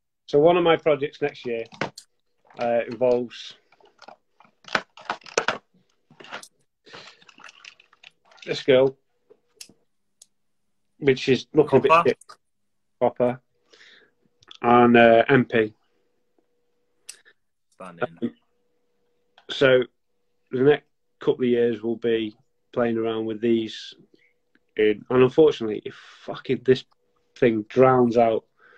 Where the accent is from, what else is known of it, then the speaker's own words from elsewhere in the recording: North West England, United Kingdom; I am a woolly back, so closer to Wales than we are to Liverpool